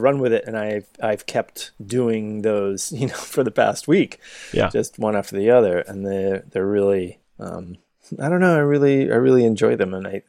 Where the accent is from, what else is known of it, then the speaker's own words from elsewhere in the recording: Southwest, United States; we grew up in the Southwest.